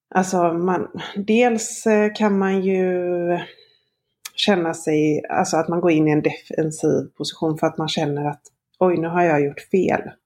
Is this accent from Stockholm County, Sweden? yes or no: no; Gothenburg, Västra Götaland, Sweden; jag är från Göteborg